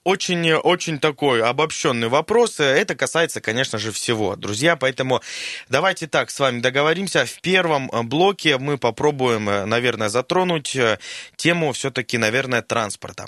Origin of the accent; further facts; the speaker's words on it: Siberia, Russia; мы, сибиряки, друзья из Красноярска